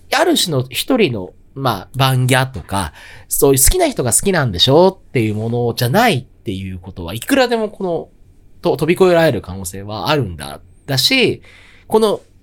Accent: Tokyo, Japan; 東京生まれ、東京育ち

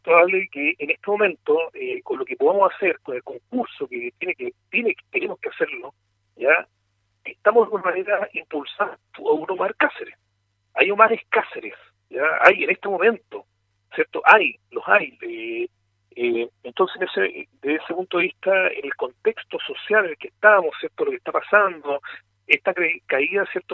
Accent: Cauquenes, Maule, Chile; como eh, cauquenino

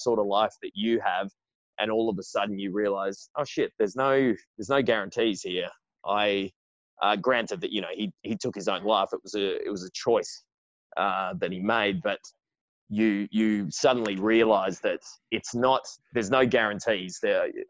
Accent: Perth, Western Australia, Australia; also born or lived in Sydney; I was born in Sydney, but I'd lived just about all of my life in Perth.

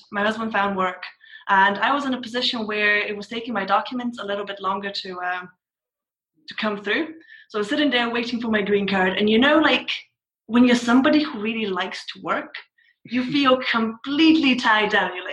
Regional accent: Scotland, United Kingdom; accent: mixture of Scottish and TV accents; also born or lived in Bulgaria; Bulgarian by birth, but I've moved around a lot, and I mostly grew up in Scotland, so my accent is like this really weird mixture, like Scottish and like random things I pick up from TV.

